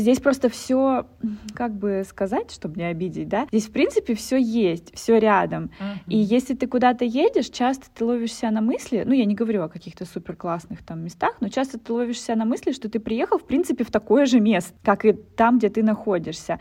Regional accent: Russian Far East, Russia; moved away; мы с Дальнего Востока

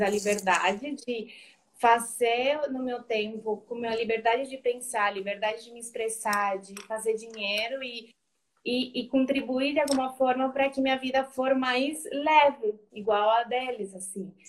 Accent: Colombia; Portuguese is a second language; moved away as an adult; now in Brazil; Eu sou colombiana, eu moro no Brasil faz uns 3, 14, 15 anos

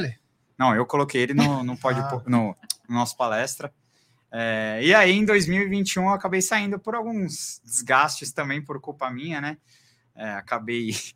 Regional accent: ABC Paulista, São Paulo, Brazil; eu sou do ABC

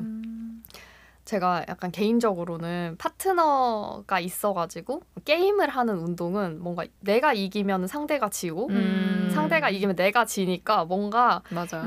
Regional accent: Busan, South Korea; now in Seoul, South Korea; 저는 이제 본가가 부산인데

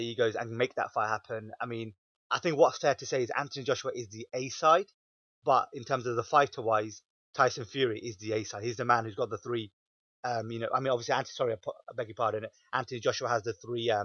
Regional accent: United Kingdom; us being British fans

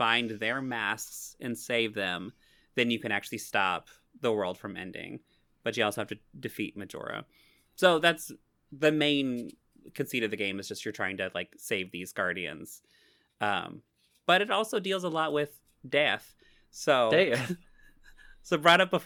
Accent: Missouri, United States; I am so strongly from Missouri that it's Missouri

